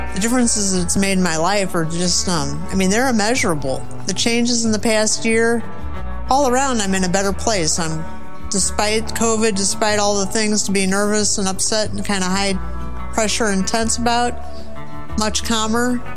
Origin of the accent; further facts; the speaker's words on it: St. Louis, Missouri, United States; I grew up in Saint Louis, Missouri, so I'm from the Show Me State